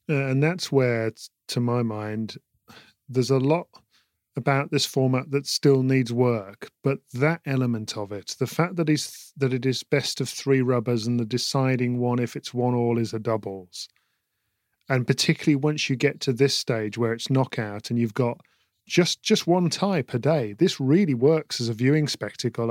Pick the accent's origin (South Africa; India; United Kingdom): United Kingdom; as a British person